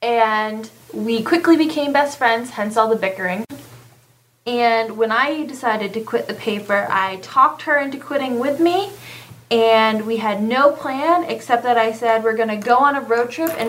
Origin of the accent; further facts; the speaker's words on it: Massachusetts, United States; moved away as an adult; now in Panama City Beach, United States; We're from Massachusetts. We came here about a year and a half ago.